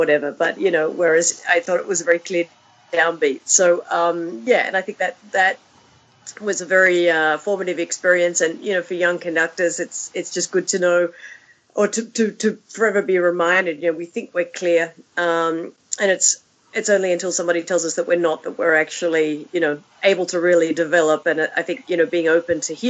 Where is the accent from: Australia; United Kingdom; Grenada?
Australia; also born or lived in Europe; my violin teacher when I grew up in Australia